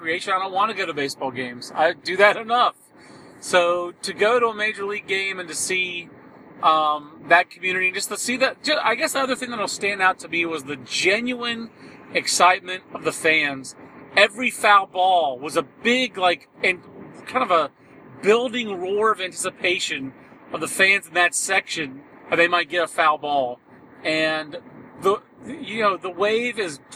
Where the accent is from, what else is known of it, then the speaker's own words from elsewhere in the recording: Fayetteville, North Carolina, United States; growing up in Fayetteville, actually, right next door to Fort Bragg.